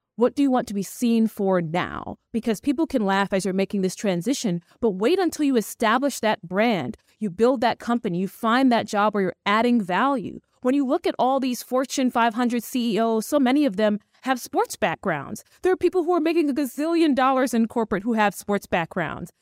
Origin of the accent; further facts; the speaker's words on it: New York City, New York, United States; also born or lived in Buenos Aires; I'm originally from Brooklyn, New York.